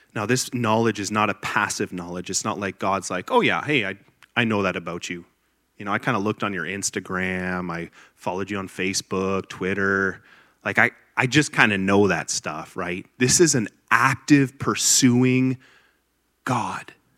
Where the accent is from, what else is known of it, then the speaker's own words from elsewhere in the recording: Grimsby, Ontario, Canada; moved away as an adult; now in Liberty, United States; I was born and raised in Grimsby, Ontario, Canada